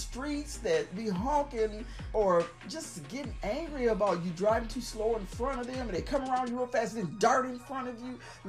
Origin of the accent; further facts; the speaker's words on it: Texas, United States; I'm from Texas